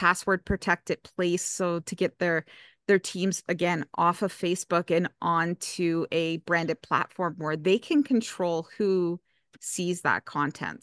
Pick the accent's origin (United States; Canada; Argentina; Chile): Canada; I'm from Canada